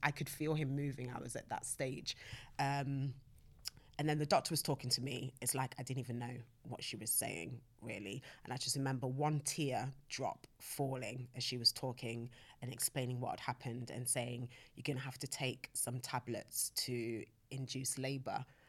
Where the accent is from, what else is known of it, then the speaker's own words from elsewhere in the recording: Nottingham, East Midlands, United Kingdom; now in London, United Kingdom; I'm from Nottingham